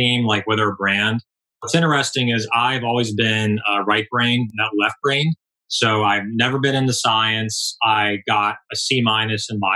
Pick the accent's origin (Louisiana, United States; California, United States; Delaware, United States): California, United States; Palos Verdes; I grew up in Southern California. I grew up in Palos Verdes. Went to school, middle school in Palos Verdes. Went to high school in Palos Verdes.